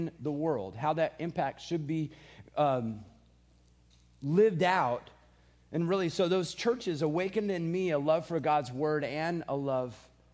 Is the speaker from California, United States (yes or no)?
yes; California, United States; I grew up in California